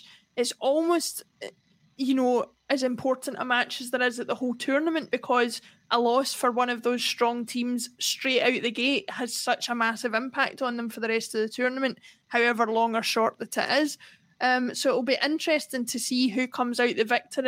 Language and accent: English; Scotland, United Kingdom; as a Scottish person